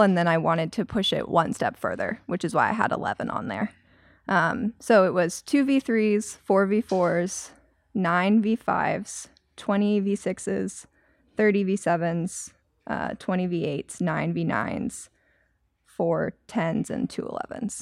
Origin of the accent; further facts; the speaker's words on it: Maryland, United States; moved away as an adult; also born or lived in North Carolina; I grew up in Maryland, and then I went to school in North Carolina